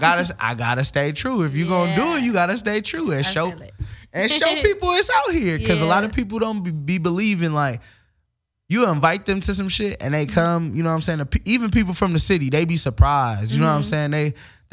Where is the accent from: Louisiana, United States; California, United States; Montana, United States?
California, United States; Pacoima; like, I grew up in Pacoima. Topanga is like 20 miles from me.